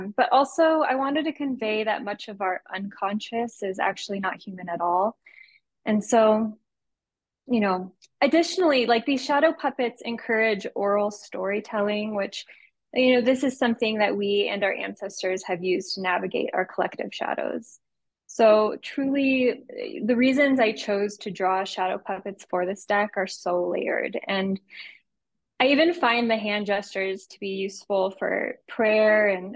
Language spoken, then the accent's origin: English; San Diego, California, United States; I'm an artist from San Diego with a background in community work